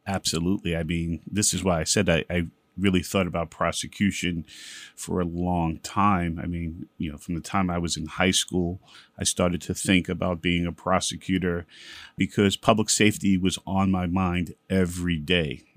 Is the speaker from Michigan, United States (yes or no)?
no; New York City, New York, United States; also born or lived in Bedford-Stuyvesant, Brooklyn / Williamsburg, Brooklyn; mostly I grew up in East New York and Brooklyn